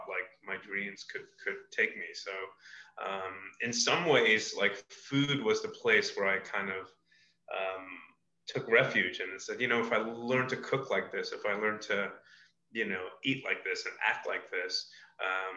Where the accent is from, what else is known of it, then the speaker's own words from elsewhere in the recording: New York City, New York, United States; moved away as an adult; also born or lived in Michigan; growing up in Brooklyn and Lower East Side of Manhattan